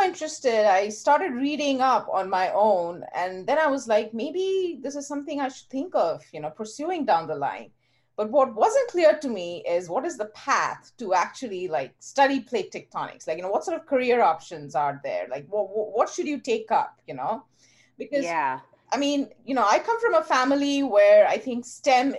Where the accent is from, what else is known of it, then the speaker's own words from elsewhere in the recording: Kolkata, West Bengal, India; moved away as an adult; also born or lived in Houston, United States / Bayreuth, Germany / Providence, Rhode Island / Kingston, Rhode Island; now in Tucson, United States; I'm originally from India. I was born and raised in Kolkata